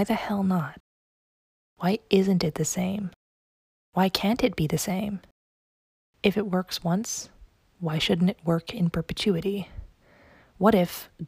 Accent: the South, United States; as a Southerner myself

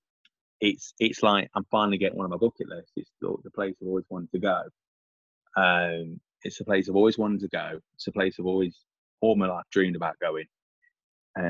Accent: England, United Kingdom; this English guy

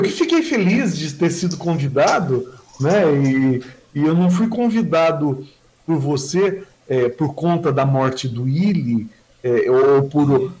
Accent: Mogi das Cruzes, São Paulo, Brazil; now in Suzano, Brazil; eu nasci na Vila Natal. Eu tive uma infância bem tranquila

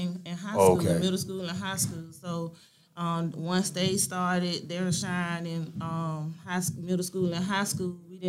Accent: Greenville, Georgia, United States; also born or lived in LaGrange, Georgia / Savannah, Georgia; I'm from Greenville, Georgia.

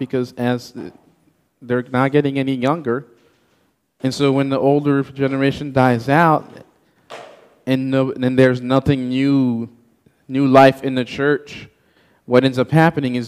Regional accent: Haiti; English is a second language; moved away; I was born and raised in Haiti

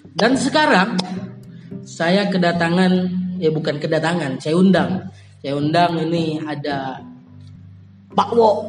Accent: Teluk Pinang, Riau, Indonesia; also born or lived in Guntung; saya SD di Teluk Pinang. Lahir di Teluk Pinang. SD itu dari kelas 1 sampai kelas 3 di Teluk Pinang. Hmm. Terus kelas 3 sampai kelas 6 pindah ke Guntung.

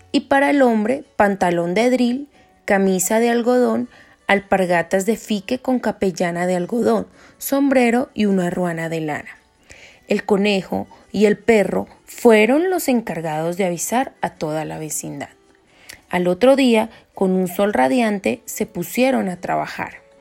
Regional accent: Boyacá, Colombia; con mucho honor de ser de esta linda tierra Boyacá.

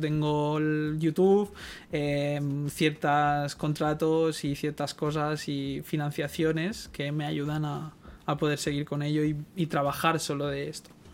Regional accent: Barcelona, Catalonia, Spain; yo soy un chaval de Guinardo

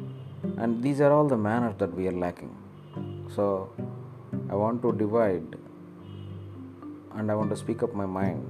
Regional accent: India; I have this strong feeling that I am an Indian

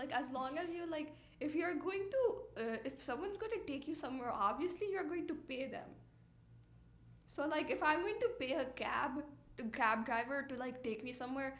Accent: India; even though I'm an Indian

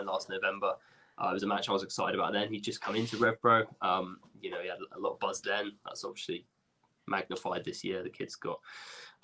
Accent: Dorset, South West England, United Kingdom; moved away as an adult; now in Southampton, United Kingdom; I grew up in Dorset, but I've been in Southampton for the last 5-6 years.

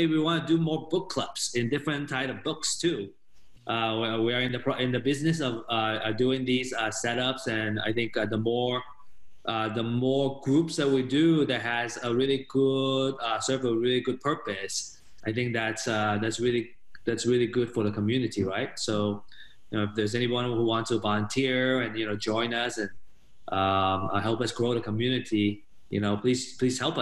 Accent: Bay Area, California, United States; I'm from the Bay Area

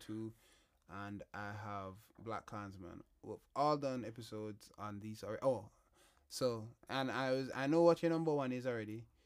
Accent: Jamaica; my introduction to the Queen was as a Jamaican

